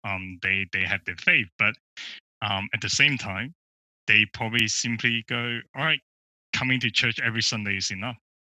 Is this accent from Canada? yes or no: no; Melbourne, Victoria, Australia; I'm from Melbourne